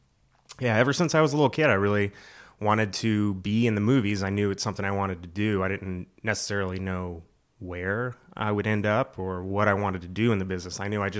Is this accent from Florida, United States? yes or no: yes; Florida, United States; moved away as an adult; now in North Carolina, United States; I'm originally from Florida.